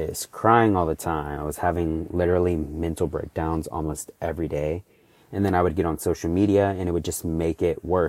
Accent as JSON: {"language": "English", "town": "Houston", "region": "Texas", "country": "United States", "said": "I'm 24 years old and I'm from Houston, Texas"}